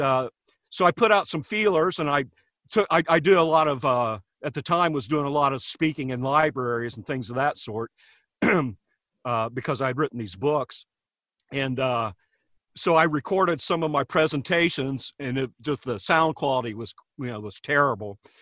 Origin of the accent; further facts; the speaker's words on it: Hamilton, Ohio, United States; a little celebrity in my hometown, um, you know, outside of Hamilton, nobody knew who I was.